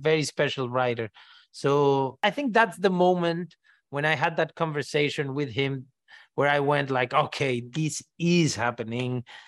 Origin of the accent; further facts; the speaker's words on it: Mexico; first language Spanish; English is a second language; I grew up saying everything in Spanish, you know? I always like telling the story of R two D two and how it's called in Mexico, you know? We call it Arturito